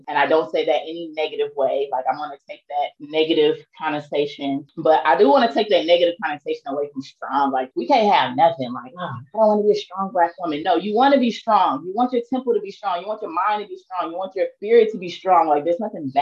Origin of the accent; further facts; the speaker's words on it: East St. Louis, Illinois, United States; moved away as an adult; I'm from East St. Louis, Illinois